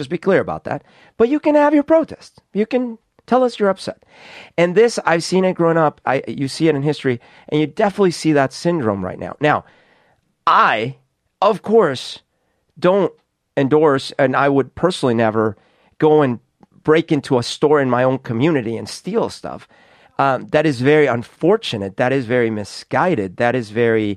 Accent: Colombia; now in Seattle, United States; I grew up in Colombia in a time where there was a lot of social unrest

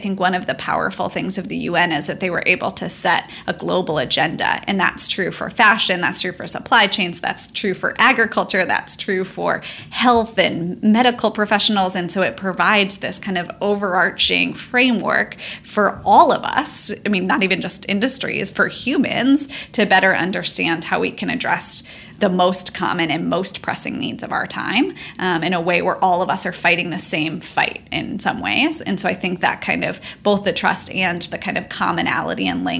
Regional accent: St. Louis, Missouri, United States; St. Louis, yeah, Missouri.

